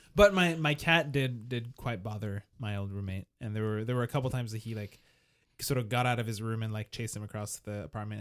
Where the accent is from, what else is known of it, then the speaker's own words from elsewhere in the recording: Montreal, Quebec, Canada; I was from Montreal